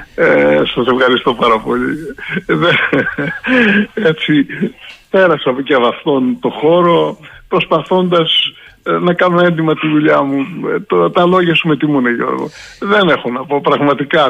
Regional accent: Crete, Greece; Εγώ ζω στην περιφέρεια. Δεν έφυγα ποτέ από τον τόπο μου. Είμαι εδώ, δουλεύω εδώ

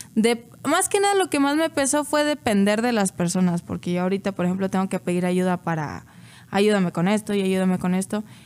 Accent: Salamanca, Guanajuato, Mexico; moved away; allá de donde soy, pues solo está la refinería

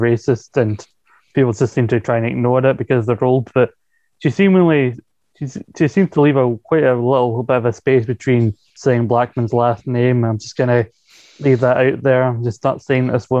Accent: Scotland, United Kingdom; as a Scottish man

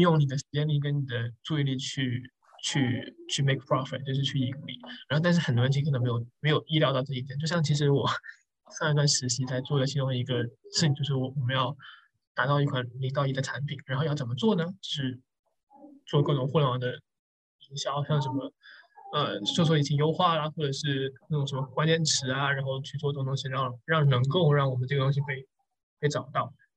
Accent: Guangdong, China; 我们都是广东人嘛

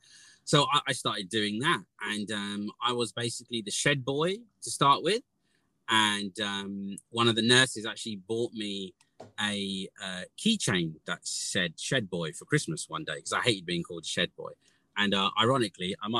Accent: Southend-on-Sea, East of England, United Kingdom; I grew up in Southend-on-Sea, which is like a seaside town, which is now a city

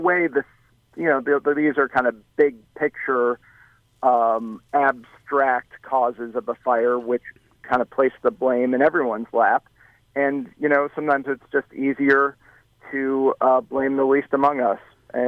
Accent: Chicago, Illinois, United States; when I was a kid growing up in the Chicago area

